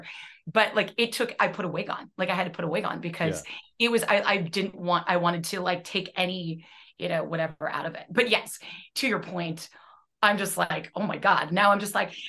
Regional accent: Midwest, United States; I'm from the Midwest

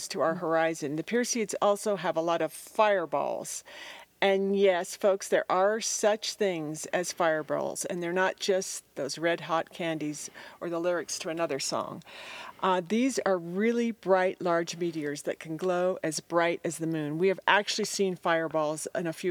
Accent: Denver, Colorado, United States; moved away as an adult; now in Telluride, United States; Growing up in Denver

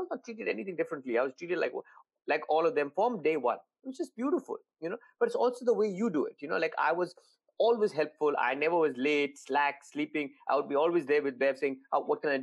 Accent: India; moved away; being Indian

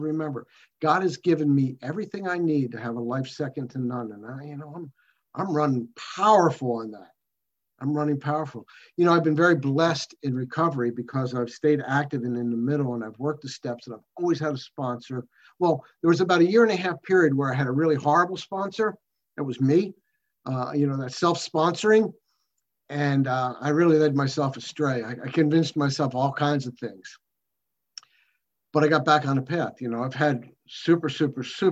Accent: United States; I'm an alcoholic from America

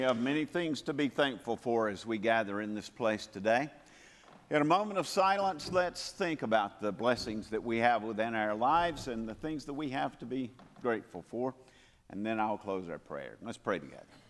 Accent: Calhoun, Georgia, United States; moved away; my hometown of Calhoun, Georgia

